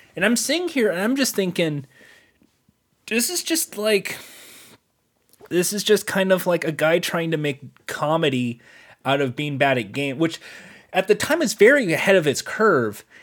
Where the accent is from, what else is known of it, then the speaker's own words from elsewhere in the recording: United States; as an American